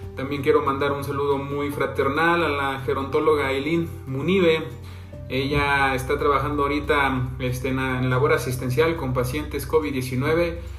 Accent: Santiago de Anaya, Hidalgo, Mexico; Soy del municipio de Santiago de Anaya

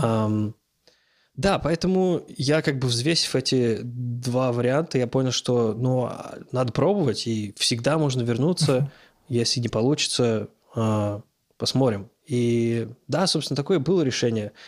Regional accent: Moscow, Russia; moved away as an adult; now in Los Angeles, United States; Все-таки я из Москвы

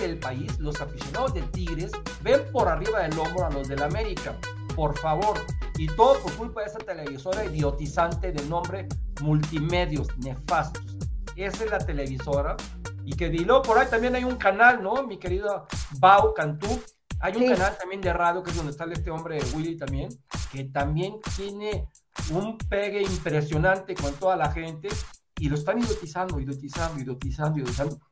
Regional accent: Mexico City, Mexico; Yo soy de la Ciudad de México

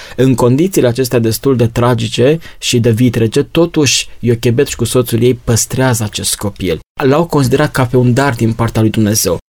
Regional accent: Romania; noi ca și români

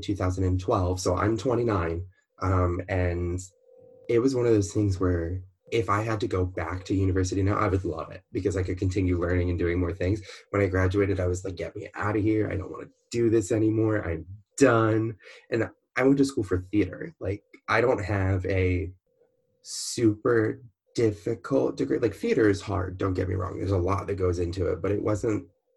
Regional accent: Baltimore, Maryland, United States; also born or lived in Orlando, Florida; now in California, United States; I'm originally from Baltimore, Maryland, which is right by Washington, D.C.

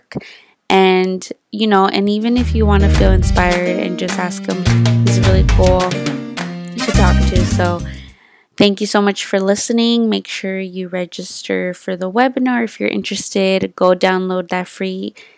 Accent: El Monte, California, United States; we're from El Monte, like the same hood

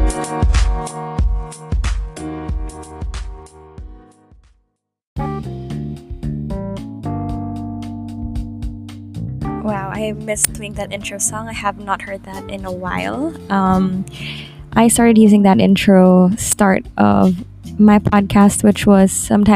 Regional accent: Manila, Metro Manila, Philippines; growing up in Manila

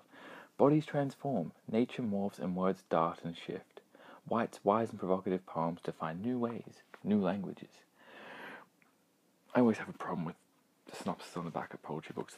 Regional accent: Australia; Being Australian

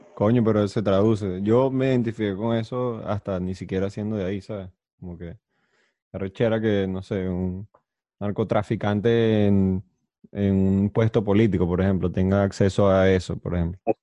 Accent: Venezuela; como venezolano

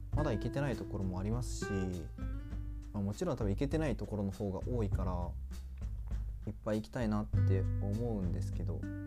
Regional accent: Aichi, Japan; moved away; 自分が住んでた愛知県、ま小学校の時は愛知県にいたので

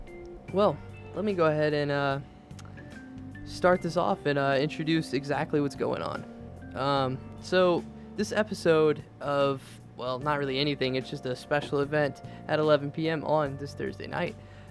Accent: the opposite side of Virginia, United States; And I'm actually from the opposite side of the state.

